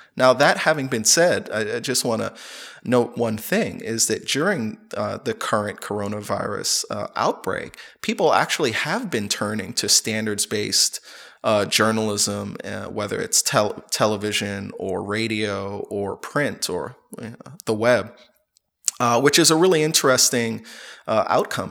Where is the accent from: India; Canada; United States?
United States; moved away as an adult; I'm originally from the United States